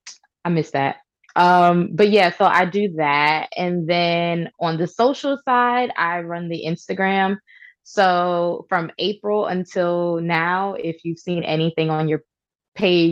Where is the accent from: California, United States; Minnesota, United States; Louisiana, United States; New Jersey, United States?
New Jersey, United States; Newark; I'm from Newark, New Jersey. Newark, not Newark, Newark